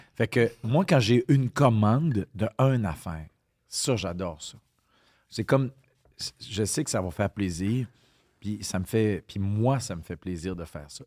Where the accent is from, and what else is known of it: Quebec, Canada